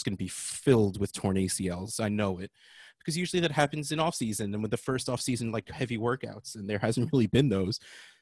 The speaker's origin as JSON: {"language": "English", "region": "New Jersey", "country": "United States", "said": "I'm from New Jersey."}